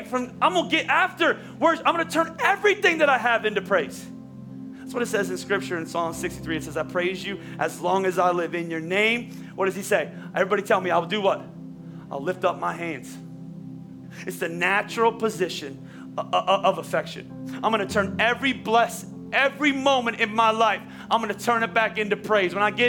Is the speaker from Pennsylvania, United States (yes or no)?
yes; Pennsylvania, United States; I'm from Oklahoma or she's from Oklahoma, I'm from Pennsylvania, and he crossed our paths